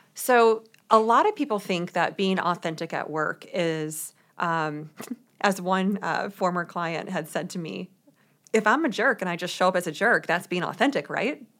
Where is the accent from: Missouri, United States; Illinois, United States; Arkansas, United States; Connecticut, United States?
Missouri, United States; St. Louis; moved away as an adult; also born or lived in New York City; I grew up in Saint Louis, Missouri